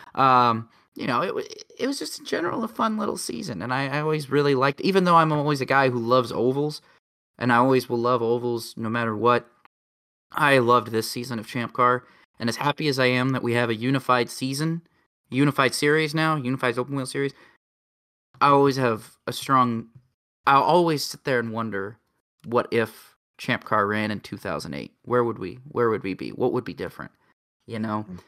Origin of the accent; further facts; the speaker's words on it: United States; I'm an American